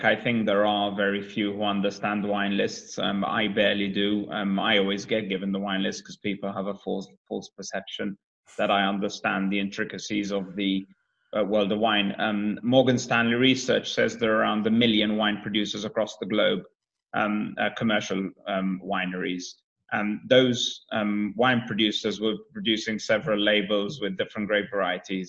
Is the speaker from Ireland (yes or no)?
no; Malta; moved away as an adult; also born or lived in United States / Sydney, Australia / Netherlands; now in London, United Kingdom; I'm half Maltese, half Scottish, raised in Malta, educated then from 19